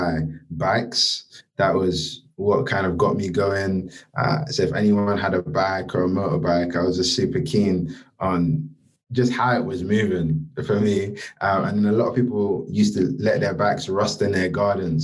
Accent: London, United Kingdom; growing up, I grew up in Peckham, Southeast London

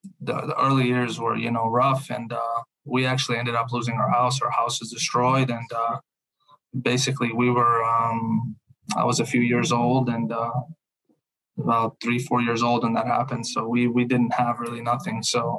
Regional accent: Fojnica, Federation of Bosnia and Herzegovina, Bosnia & Herzegovina; born there; English is a second language; moved away; So I was born in December of 1993. And I was born in a small town called Fojnica.

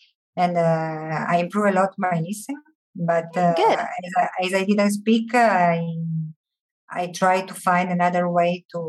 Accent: Italy; English is a second language; moved away as an adult; now in Guadeloupe; I'm currently living in Guadeloupe for 23 years now, and I'm Italian. Mm-hmm. But I started learning French at 11 years old.

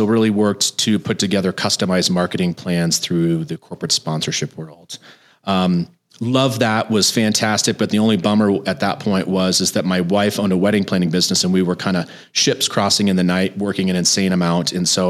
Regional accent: New Jersey, United States; also born or lived in Texas / Montana / Florida; now in Colorado, United States; I'm originally from New Jersey. I actually moved 15 times between New Jersey, Colorado, Texas, Montana for college, Florida for graduate school, and then back to Colorado in 2002.

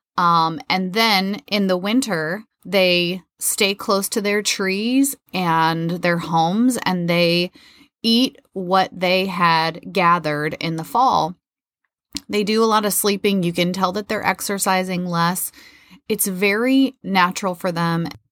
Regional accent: Midwest, United States; moved away; also born or lived in Florida; I grew up in the Midwest

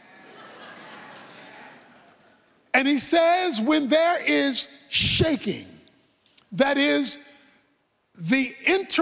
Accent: Baltimore, Maryland, United States; When I was a boy growing up in Baltimore

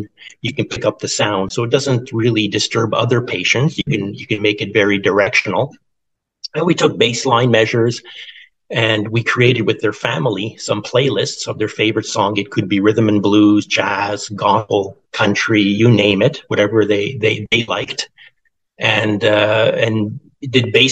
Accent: Canada; Being a Canadian

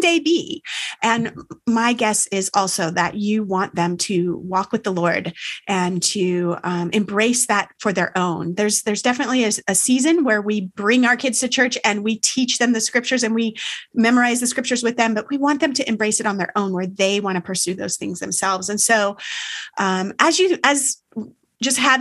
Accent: California, United States; moved away as an adult; now in Maryland, United States; We're from California originally

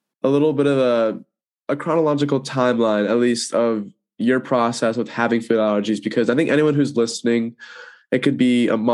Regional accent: California, United States; moved away as an adult; also born or lived in Washington; we're both from California

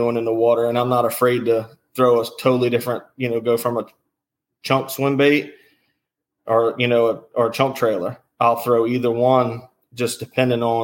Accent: Charles County, Maryland, United States; I'm from Maryland. I've always been in the Charles County area. I'm still in the Charles County area.

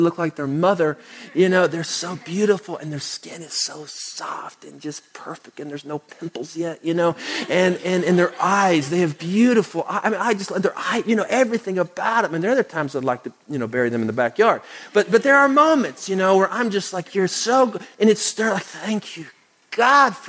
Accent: Oklahoma, United States; now in Houston, United States; I grew up in Oklahoma.

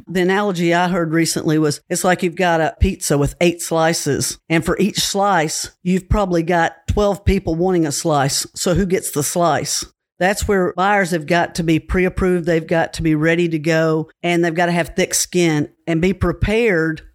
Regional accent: Cookeville, Tennessee, United States; I was born and raised in Cookville

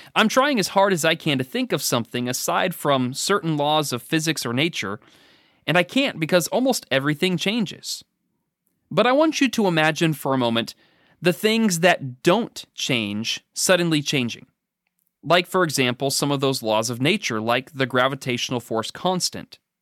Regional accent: the Northwest, Pacific Northwest, United States; now in Danville, Kentucky, United States; I was raised in the Northwest.

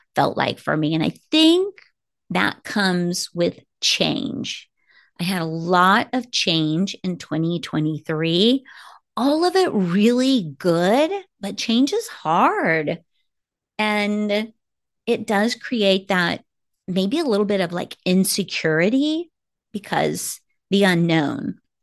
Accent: Kansas City, United States; moved away as an adult; now in Arizona, United States; I am from Kansas City

